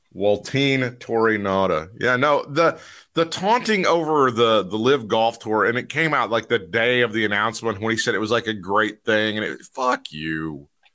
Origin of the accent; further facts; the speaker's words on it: the South, United States; as a Southerner